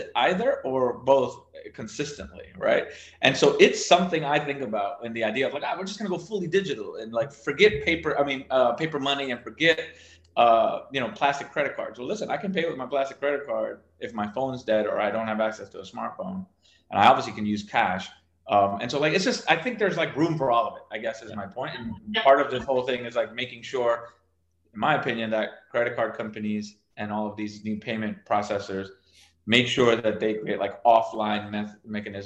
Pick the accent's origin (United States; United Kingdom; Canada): United States; South Florida; I grew up in South Florida